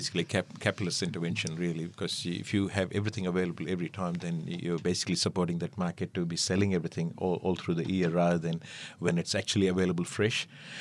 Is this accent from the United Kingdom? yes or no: no; India; Being an Indian and being raised in that surrounding, we always learned to appreciate what you added in the food